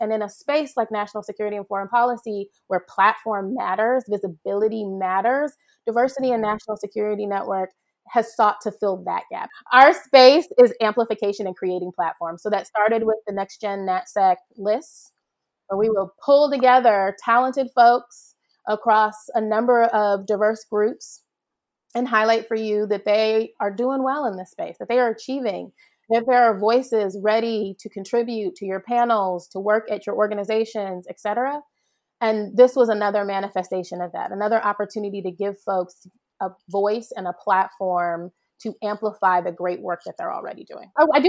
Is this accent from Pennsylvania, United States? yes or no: no; Ohio, United States; also born or lived in Jamaica; So I grew up back and forth between Ohio and Jamaica. My social circle here being largely Jamaican, right? A Jamaican church and a, you know, Jamaican community organizations, et cetera.